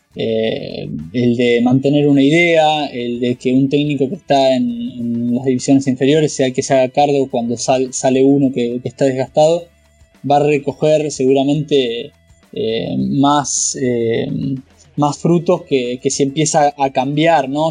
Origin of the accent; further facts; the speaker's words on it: Argentina; a mí como argentino